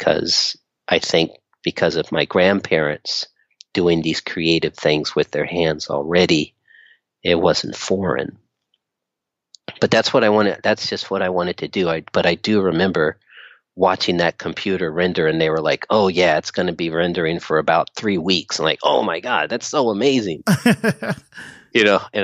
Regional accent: Inglewood, California, United States; also born or lived in Torrance; I grew up in Inglewood, but I was bused out to school, in Torrance every day

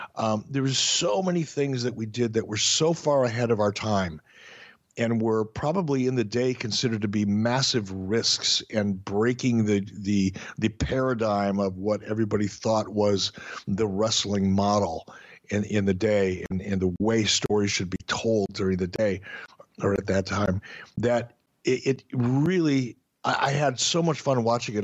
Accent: Detroit, Michigan, United States; moved away; also born or lived in Minneapolis, Minnesota; growing up in Detroit.

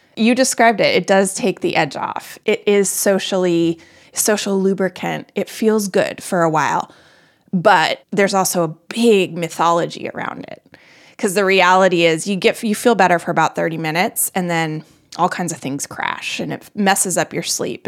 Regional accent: Colorado, United States; also born or lived in north of Boston, Massachusetts; now in Boston area, United States; I live just north of Boston. I'm from Colorado.

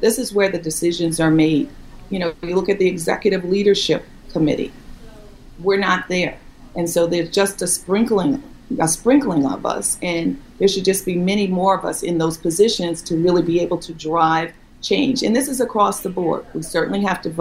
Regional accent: New Orleans, Louisiana, United States; I'm from New Orleans and the daughter of a teacher

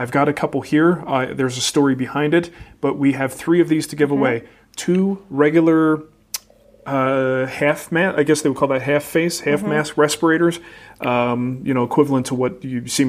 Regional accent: New Jersey, United States; moved away; when I grew up in New Jersey with a father named Mario and a brother named Mario

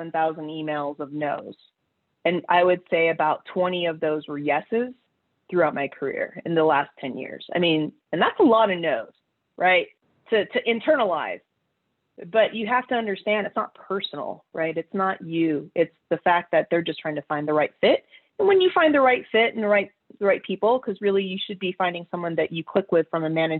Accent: Colorado Springs, Colorado, United States; the University of Colorado, Colorado Springs, which is in my hometown

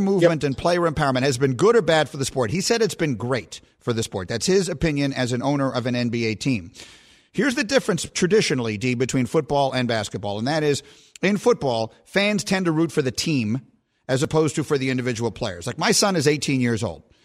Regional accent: New York City, New York, United States; I grew up in New York City and in New York.

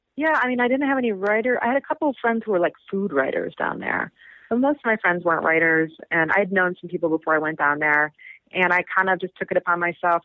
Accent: Chicago, Illinois, United States; now in New York, United States; I'm originally from Chicago

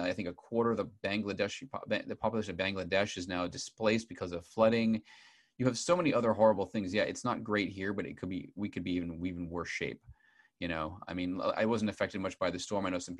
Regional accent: Boston, Massachusetts, United States; I grew up outside of Boston, and people in America don't like to talk about class distinctions.

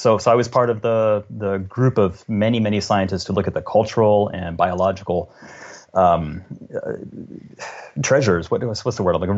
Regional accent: the South, United States; now in Washington State, United States; I grew up in the South where those spiders are all over the place

